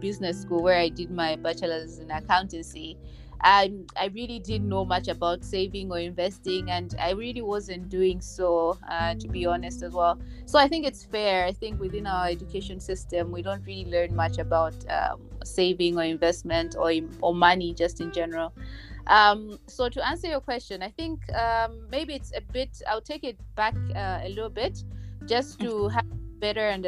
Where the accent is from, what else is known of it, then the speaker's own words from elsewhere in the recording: Mzuzu, Northern Region, Malawi; also born or lived in Lilongwe; now in Blantyre, Malawi; I was born and raised in Malawi. I actually grew up in Zuzu. And then after that, we moved to Lilongwe.